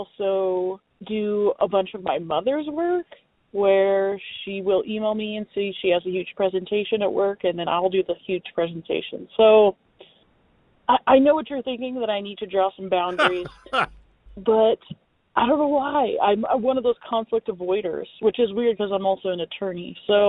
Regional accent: Reno, Nevada, United States; I am an attorney from Reno, Nevada, and I kind of hate my boss.

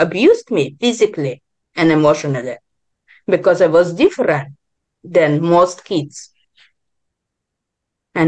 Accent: Israel; also born or lived in Ukraine; now in Vancouver, Canada; I was born in Ukraine, grew up in Israel. Now I'm living in Canada, Vancouver

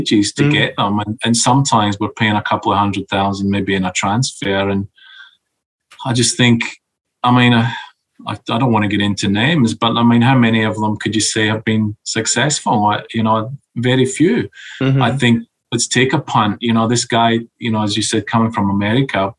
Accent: Scotland, United Kingdom; now in Australia; I'm Scottish, not Australian.

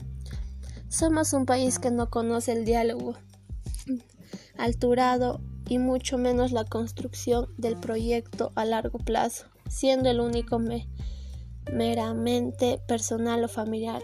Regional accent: Peru; nuestro lema patriota

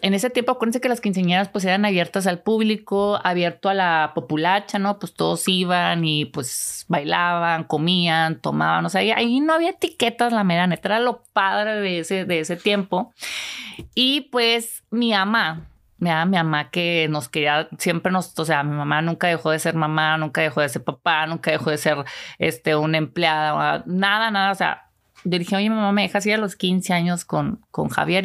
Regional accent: Delicias, Chihuahua, Mexico; also born or lived in La Cruz; ese pueblito está como a una hora de Ciudad Delicias, de donde soy originaria

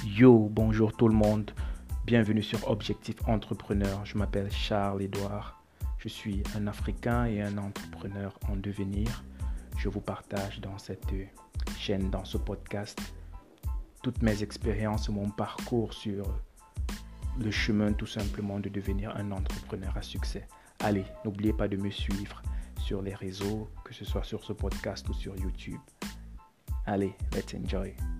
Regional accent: Cameroon; now in Senegal; Je suis camerounais, je réside au Sénégal

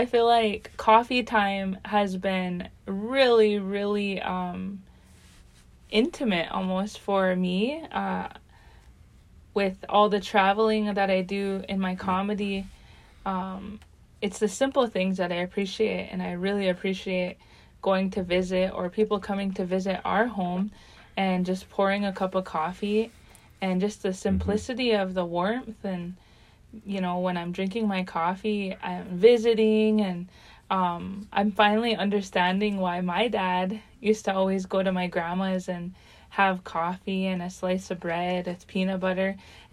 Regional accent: United States; I come from the Standing Rock Sioux Tribe and the Three Affiliated Tribes

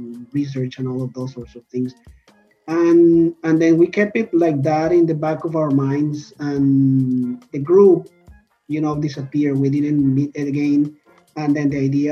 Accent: Colombia; now in Toronto, Canada; I'm originally from Colombia in South America

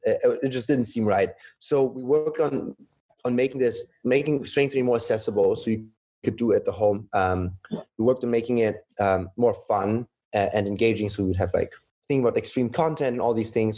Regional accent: Germany; moved away as an adult; also born or lived in Shanghai, China / Düsseldorf, Germany / Munich, Germany; now in Los Angeles, United States; I grew up in Germany, mainly Germany. Mother Chinese, my dad is German

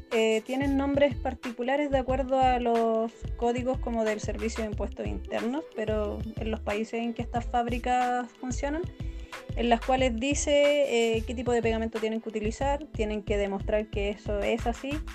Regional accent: Araucanía, Chile; nosotros somos de la Araucanía

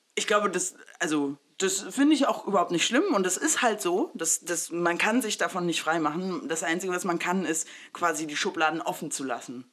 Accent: Saxony-Anhalt, Germany; also born or lived in Mexico; ich bin ja in Sachsen-Anhalt groß geworden

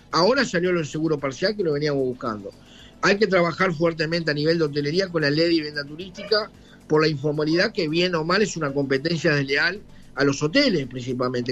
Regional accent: Maldonado, Uruguay; nosotros somos de Maldonado

